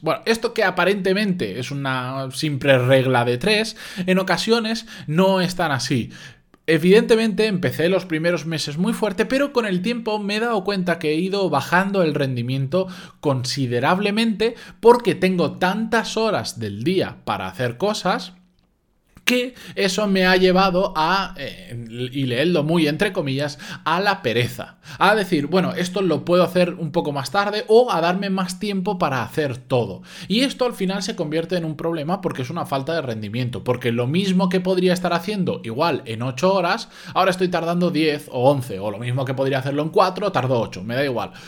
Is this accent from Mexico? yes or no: no; Spain; los que somos de España